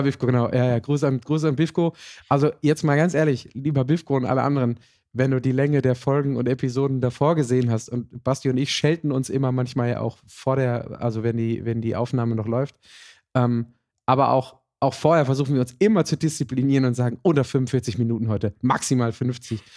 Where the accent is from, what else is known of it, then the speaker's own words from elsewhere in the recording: Germany; als Deutsche in unserer Kultur